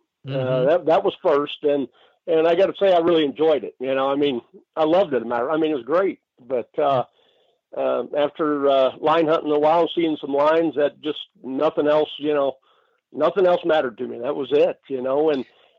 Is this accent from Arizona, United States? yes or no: yes; Arizona, United States; also born or lived in Dayton, Ohio / Los Angeles; Well, I was born in Dayton, Ohio, so a long way from where I'm at right now in Kingman, Arizona, but, my family moved. Actually, we spent a year in L.A., and thankfully, we moved over here to Arizona